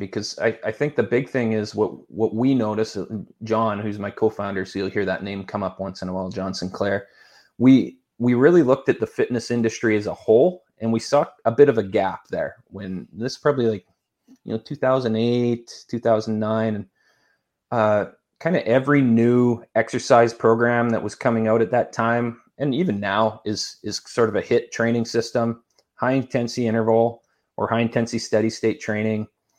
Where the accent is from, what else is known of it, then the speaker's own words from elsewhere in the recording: Saskatchewan, Canada; also born or lived in Edmonton; I grew up in Saskatchewan, Canada, a nice cold place like we were talking about earlier, and did all of my schooling in Edmonton, Alberta, Canada.